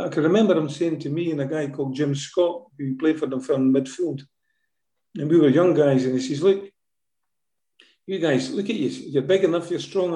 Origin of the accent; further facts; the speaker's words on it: Lochgelly, Scotland, United Kingdom; I was born in Lochgelly